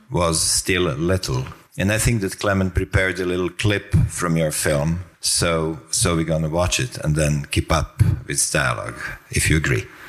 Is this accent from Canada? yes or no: no; Croatia; I'm coming from a country that had a war not such a long time ago because I come from Croatia.